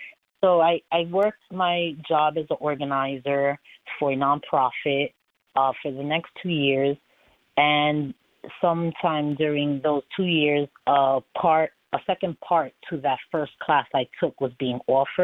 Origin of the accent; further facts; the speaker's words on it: New York City, New York, United States; moved away as an adult; now in Holyoke, United States; I moved to Massachusetts about 5 years ago while I got used to living in a new state because I am originally from Brooklyn, New York.